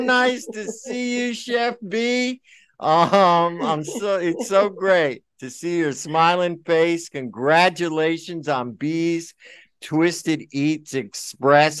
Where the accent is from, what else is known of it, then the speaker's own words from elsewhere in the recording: Milford, Connecticut, United States; I'm from Milford